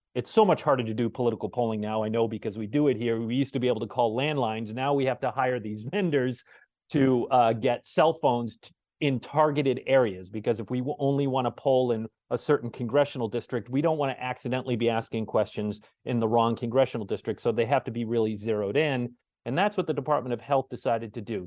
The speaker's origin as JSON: {"language": "English", "area": "Cape Cod", "region": "Massachusetts", "country": "United States", "tie": "born or raised there", "moved": "yes", "lives_now": "Rhode Island, United States", "said": "I grew up on the Cape. Uh, I live in Rhode Island now"}